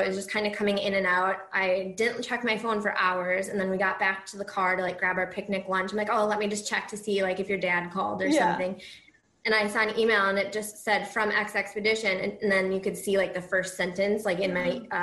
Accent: Minnesota, United States; moved away as an adult; now in Iowa, United States; I'm from Minnesota, but I'm currently in Iowa for a couple of years

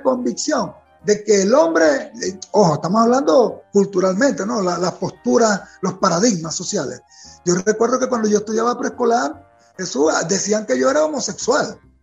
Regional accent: Venezuela; me siento como un gran venezolano

